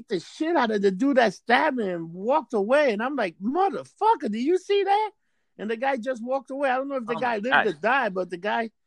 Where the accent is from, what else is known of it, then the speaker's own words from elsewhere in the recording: New York City, New York, United States; I was born in December 15, 1972 in Hell's Kitchen, a hospital called St. Clair Hospital